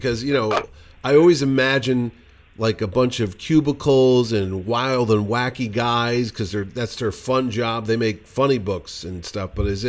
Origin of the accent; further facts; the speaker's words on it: New England, United States; We're from New England.